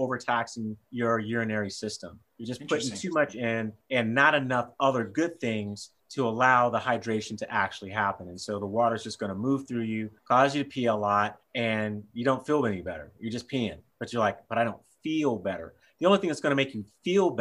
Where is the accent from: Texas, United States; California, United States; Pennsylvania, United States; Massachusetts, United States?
Texas, United States; I'm from Texas